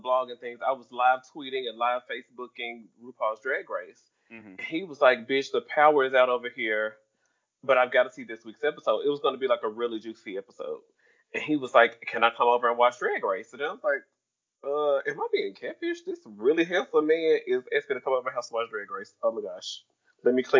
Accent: Memphis, Tennessee, United States; I'm a nigga from Memphis

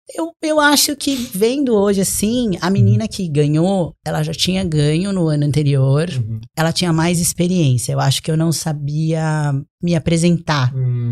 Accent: Brazil; now in United States; eu sou do Brasil, moro aqui

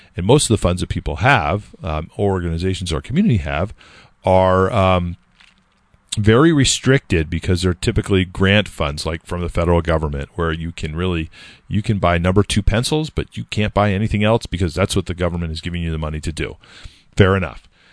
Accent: California, United States; now in Nashua, United States; I grew up in California

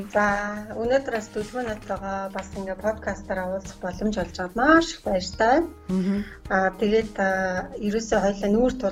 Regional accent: Khovd, Mongolia; Ховд аймагт төрж өссөн.

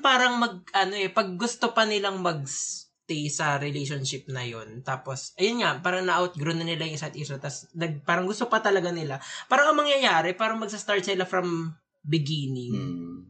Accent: Bicol Region, Philippines; moved away; from hometown ko sa Bicol

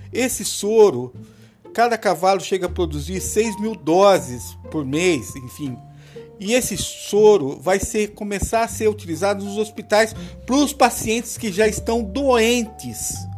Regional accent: Rio Claro, São Paulo, Brazil; also born or lived in Campinas, São Paulo; eu nasci em Campinas, São Paulo, né? Mas eu morei um tempo uh, em Rio Claro, lá quando era dois ou três anos

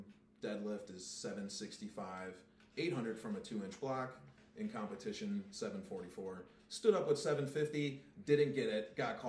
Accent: Cleveland, Ohio, United States; because I'm from very low working class Cleveland.

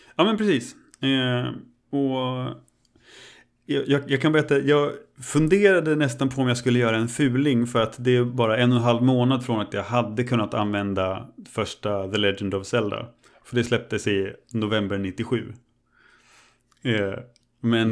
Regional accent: Örebro, Örebro County, Sweden; moved away as an adult; also born or lived in Östersund; hemma i Örebro när jag hade flyttat till, eh, mm. flyttat till Östersund

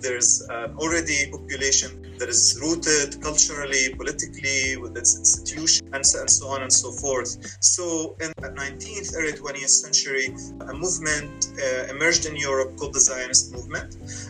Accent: Gaza, Gaza Strip, Palestine; moved away as an adult; now in Chicago, United States; I grew up in Palestine, in Gaza. I spent most of my life there. I still have family there. And I now have family here in the U.S.

